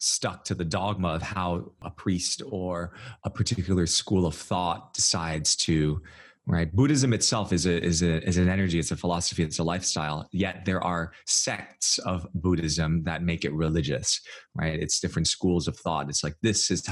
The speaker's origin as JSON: {"language": "English", "country": "United States", "said": "I'm Chinese American"}